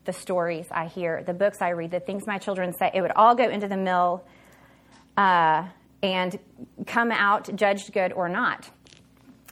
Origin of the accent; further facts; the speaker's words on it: Oklahoma, United States; I'm from Oklahoma